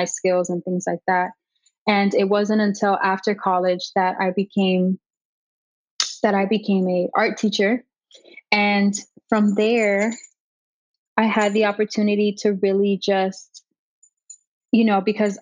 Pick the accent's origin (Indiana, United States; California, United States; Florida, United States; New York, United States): Florida, United States; Miami; Born and raised in Miami. I've lived here my whole life.